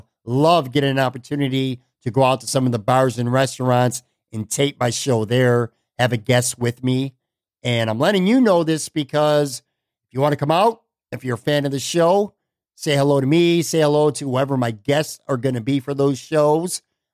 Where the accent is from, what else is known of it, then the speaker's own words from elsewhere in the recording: Buffalo, New York, United States; now in Florida, United States; I'm going to be coming back to my hometown, Buffalo, New York, at the end of the month.